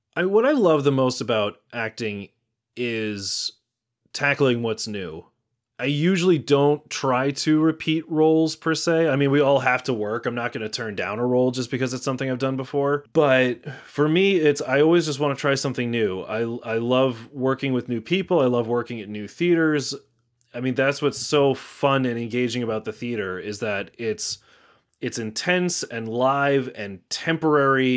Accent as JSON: {"language": "English", "town": "Natick", "region": "Massachusetts", "country": "United States", "tie": "born or raised there", "also_born_or_lived": "Somerville", "lives_now": "Malden, United States", "said": "both Amanda and I grew up in Natick all our lives. Uh, so yeah, that's where I spent the first twenty years of my life was in Natick"}